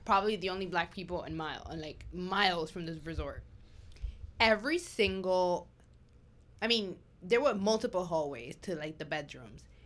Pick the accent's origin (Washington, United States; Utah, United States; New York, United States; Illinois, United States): New York, United States; New York City; born or raised there; English is a second language